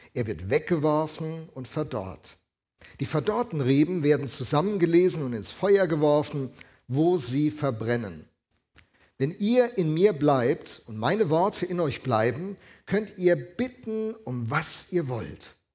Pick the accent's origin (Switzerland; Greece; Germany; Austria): Germany; Alzey, Rhineland-Palatinate; moved away; bin äh, aufgewachsen in der Gegend von Alzey, Rheinhessen